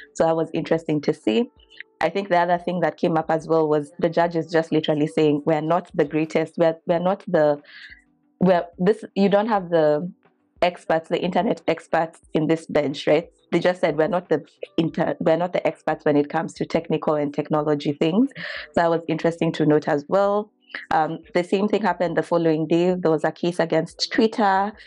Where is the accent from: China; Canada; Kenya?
Kenya; now in United States; I'm a Kenyan lawyer by training, but currently in the U S